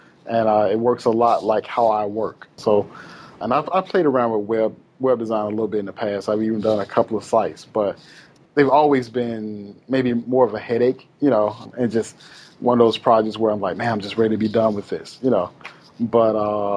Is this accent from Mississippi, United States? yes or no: yes; Itta Bena, Mississippi, United States; I'm from a small town called Itabena, Mississippi